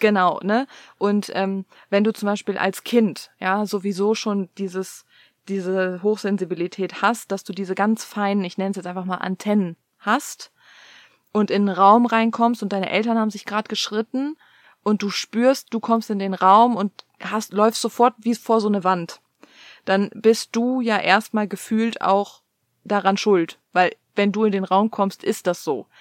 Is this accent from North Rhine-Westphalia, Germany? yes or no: yes; Cologne, North Rhine-Westphalia, Germany; also born or lived in East Germany (GDR); ich bin halt in einer, in einem Kölner Vorort groß geworden